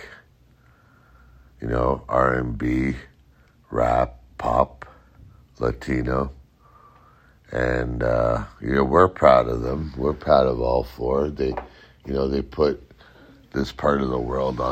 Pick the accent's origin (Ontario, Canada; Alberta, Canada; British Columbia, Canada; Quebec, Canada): Ontario, Canada; Toronto; Ontario is where I'm from. I was born in Toronto. And I'm from Ontario, Canada.